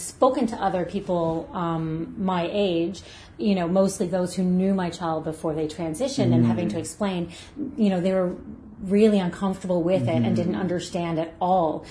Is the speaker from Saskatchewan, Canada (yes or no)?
no; Brampton, Ontario, Canada; now in Nova Scotia, Canada; I grew up in Ontario, and it was, at the time, it was a small town. Gosh, it's Brampton.